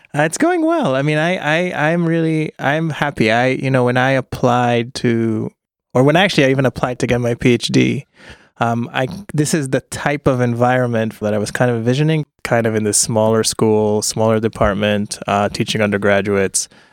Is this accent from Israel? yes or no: yes; Ra'anana, Central District, Israel; moved away as an adult; also born or lived in United States; I grew up in Israel